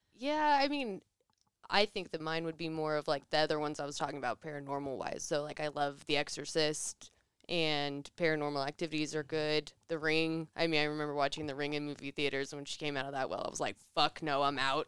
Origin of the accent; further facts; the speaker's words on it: Reno, Nevada, United States; I grew up in Reno